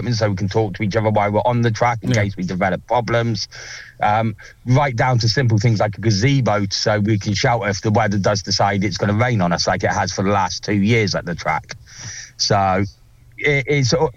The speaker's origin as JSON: {"language": "English", "town": "Salisbury", "region": "South West England", "country": "United Kingdom", "moved": "yes", "lives_now": "North East England", "said": "I'm actually originally from Salisbury, so I'm a Salisbury City fan."}